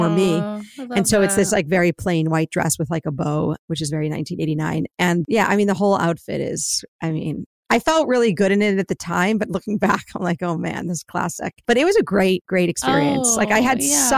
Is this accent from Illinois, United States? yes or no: no; St. Louis, Missouri, United States; I grew up in St. Louis in the 1980s in the Orthodox community